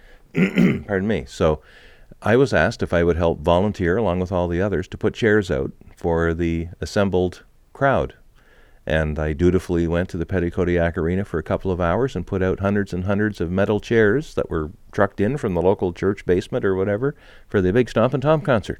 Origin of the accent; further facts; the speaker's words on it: Montreal, Quebec, Canada; when I was growing up in Montreal